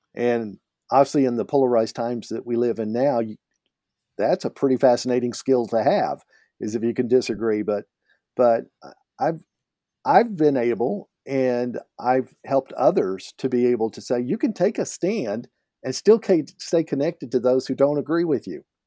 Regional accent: Oklahoma, United States; now in Alberta, Canada; I grew up in Oklahoma, and we called it pot there

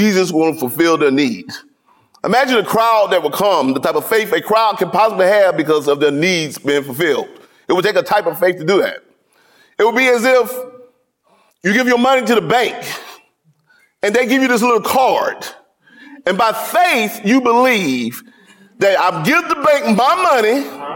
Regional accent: the South, United States; as a Southerner, sometimes I talk fast

